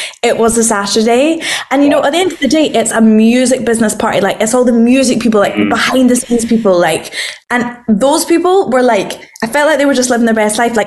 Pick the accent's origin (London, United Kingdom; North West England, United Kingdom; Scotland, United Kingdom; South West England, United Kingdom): Scotland, United Kingdom; I'm a girl from Scotland